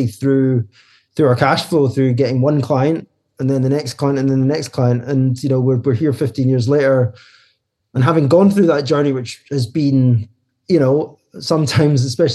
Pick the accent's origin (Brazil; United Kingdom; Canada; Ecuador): United Kingdom; Scotland; moved away as an adult; now in London, United Kingdom; we're both Scottish, started in Glasgow, and then about 10 years ago moved to London.